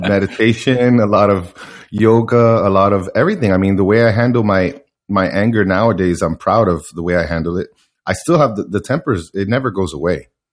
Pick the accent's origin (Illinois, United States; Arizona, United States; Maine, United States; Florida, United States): Florida, United States; Miami; I, I grew up in Miami